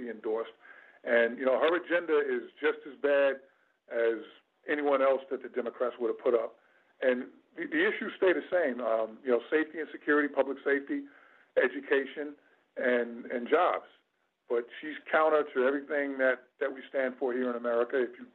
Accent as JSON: {"language": "English", "town": "New York City", "region": "New York", "country": "United States", "tie": "born or raised there", "said": "I'm also a native New Yorker. I was born in Queens General Hospital, way back when in 1965"}